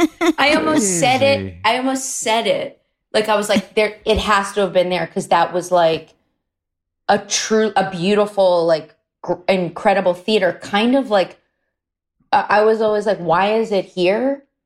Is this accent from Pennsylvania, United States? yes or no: yes; Wayne, Pennsylvania, United States; moved away; That's very close to where I'm from. I'm from Wayne.